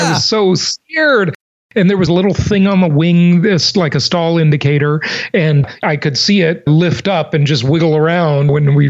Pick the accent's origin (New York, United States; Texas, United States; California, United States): California, United States; Los Angeles; moved away; I went over to visit some of the places where I grew up in Los Angeles.